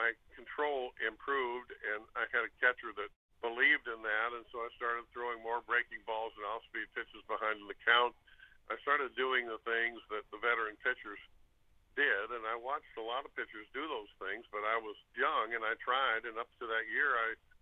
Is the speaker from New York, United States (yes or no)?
no; Los Angeles, California, United States; moved away; It was in my hometown